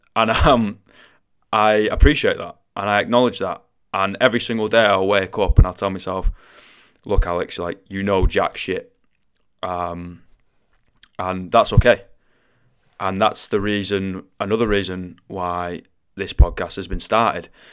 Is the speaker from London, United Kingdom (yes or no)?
no; Manchester, North West England, United Kingdom; accent: Mancunian; I am Mancunian. Alright, I do come from the northwest of England and I do have a little bit of a funny accent